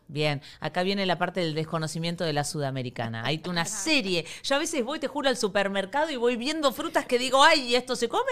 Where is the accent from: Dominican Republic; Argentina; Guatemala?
Argentina; now in Miami, United States; soy argentina